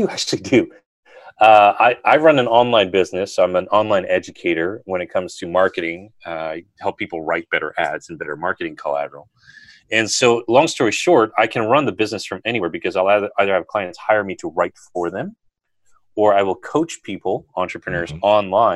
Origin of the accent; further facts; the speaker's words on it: United States; also born or lived in Berkeley, California; now in Washington, D.C., United States; I grew up near New York